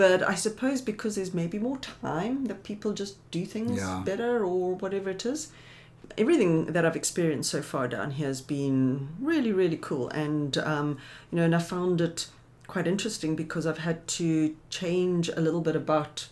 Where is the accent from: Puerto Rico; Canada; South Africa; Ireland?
South Africa; also born or lived in Johannesburg, South Africa; now in Somerset West, South Africa; being South African